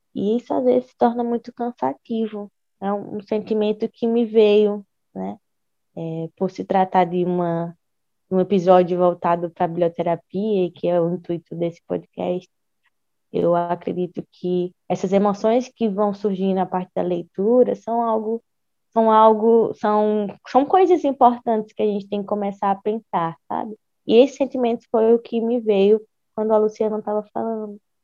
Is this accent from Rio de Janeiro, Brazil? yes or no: no; Ceará, Brazil; enquanto mulher, enquanto cearense